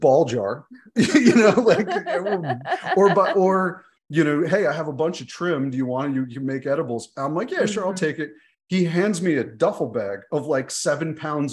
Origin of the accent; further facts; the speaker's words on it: Northern Vermont, United States; moved away; I'm originally from Northern Vermont